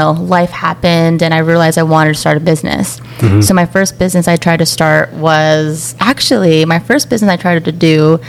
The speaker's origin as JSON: {"language": "English", "country": "Philippines", "said": "I'm 31. I just got married. I'm like a month and a half married. Whoa. To my wife, Tara. I'm Filipino. I'm the youngest sibling of three."}